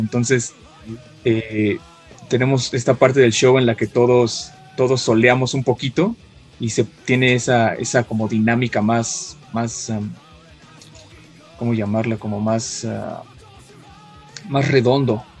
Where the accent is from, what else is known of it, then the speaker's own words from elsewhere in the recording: Mexico; nuestras raíces mexicanas en este disco que a pesar de que cantamos en inglés y nuestro grupo es en inglés, seguimos siendo mexicanos